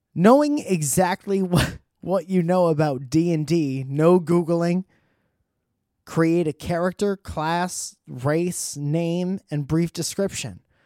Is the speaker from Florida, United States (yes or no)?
no; Connecticut, United States; moved away; my home state of Connecticut